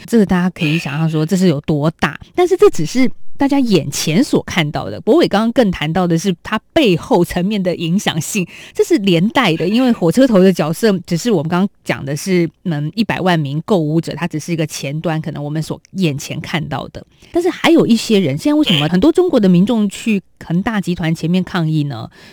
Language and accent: Chinese; Taiwan; 体验一下我们台湾人所喜爱的月饼